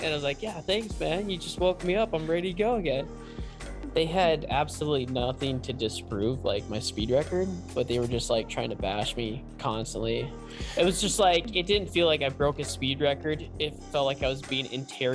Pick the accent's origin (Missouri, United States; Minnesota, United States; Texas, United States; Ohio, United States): Minnesota, United States; Lake Park; also born or lived in Fargo-Moorhead area; I basically grew up in Lake Park, Minnesota, and I went to high school there for 18 years